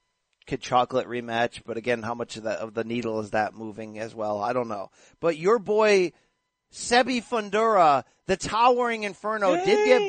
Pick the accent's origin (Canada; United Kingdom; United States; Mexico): United States; East Coast; I was born on the East Coast